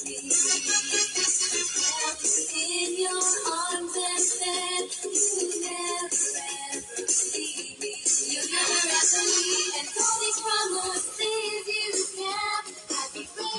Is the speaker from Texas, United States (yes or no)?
yes; San Antonio, Texas, United States; I remember going to skating rinks in down in the Tone, 210 210, y'all. That's my hometown's where I'm from